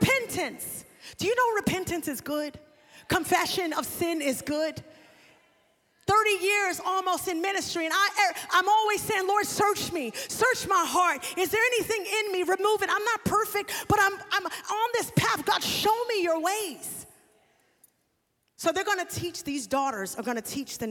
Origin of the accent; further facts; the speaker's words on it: New York, United States; I was born in 1978. During the drug wave that hit New York. I'm from New York